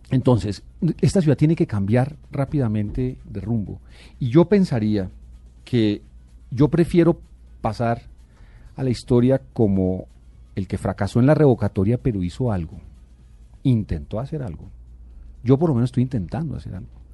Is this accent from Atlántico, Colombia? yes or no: no; Bogotá, Colombia; yo nací en Bogotá y yo aspiro a morir en esta ciudad que es la mía.